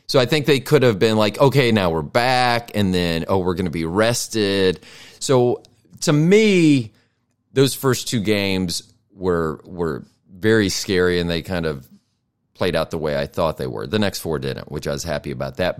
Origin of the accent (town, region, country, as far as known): Tampa, Florida, United States; born or raised there